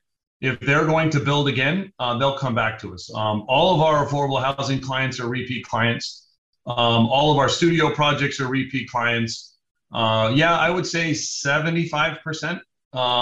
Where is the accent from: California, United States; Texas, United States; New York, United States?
California, United States; Los Angeles; I grew up in Venice Beach. It's my hometown